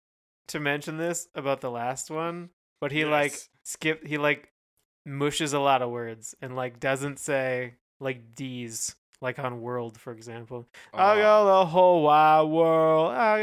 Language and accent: English; California, United States; I'm from California.